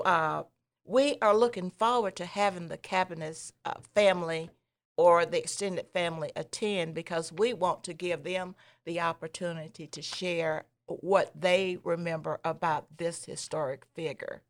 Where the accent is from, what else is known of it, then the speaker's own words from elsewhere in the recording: Clover, South Carolina, United States; I was a little farm girl growing up in Clover